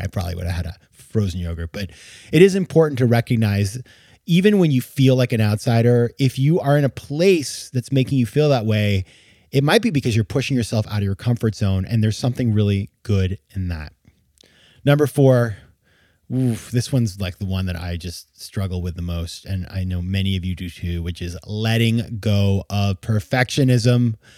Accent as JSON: {"language": "English", "region": "New England", "country": "United States", "tie": "born or raised there", "said": "I grew up in New England"}